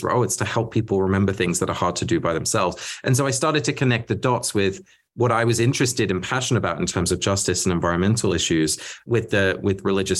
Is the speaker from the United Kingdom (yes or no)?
yes; England, United Kingdom; first language Dutch; English is a second language; I grew up in England. My parents are both Dutch. So I was a Dutch-speaking little kid in England